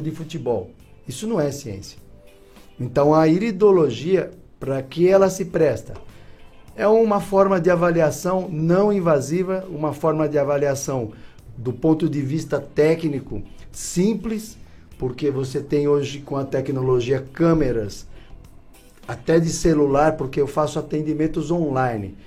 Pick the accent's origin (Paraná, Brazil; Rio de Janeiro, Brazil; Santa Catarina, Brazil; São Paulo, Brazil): São Paulo, Brazil; also born or lived in Curitiba / Ponta Grossa; now in Florianópolis, Brazil; eu sou de São Paulo, morei 22 anos em Curitiba